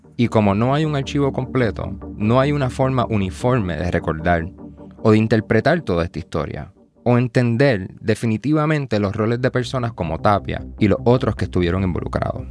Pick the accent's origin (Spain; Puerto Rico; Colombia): Puerto Rico; como puertorriqueños